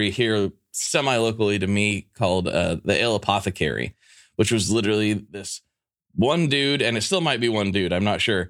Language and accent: English; Pacific Northwest, United States; growing up in the Pacific Northwest